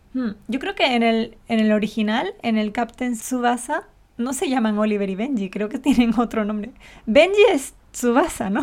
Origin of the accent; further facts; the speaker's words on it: Canary Islands, Spain; accent: canario; como canaria